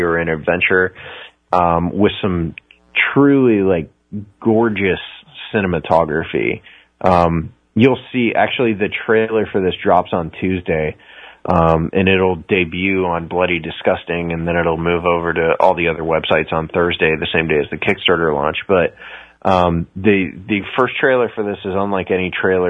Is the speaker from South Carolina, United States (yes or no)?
no; Ohio, United States; I grew up in Ohio, so I'm in the Midwest